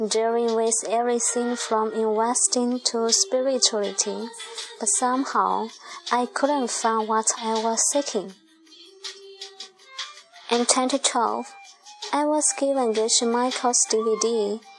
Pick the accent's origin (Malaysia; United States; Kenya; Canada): Malaysia; Kram, Johor; I grew up in Kram, Johor, Malaysia. I'm 51 this year and was married before, and I have two beautiful sons. I came from a poor family, and I was the eldest in my family.